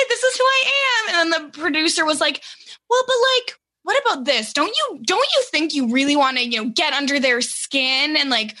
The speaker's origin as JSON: {"language": "English", "country": "Canada", "said": "I'm 28 from Canada"}